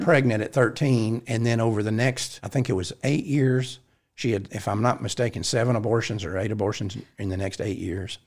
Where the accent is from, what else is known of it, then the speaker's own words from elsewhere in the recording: Fort Worth, Texas, United States; I grew up in Fort Worth.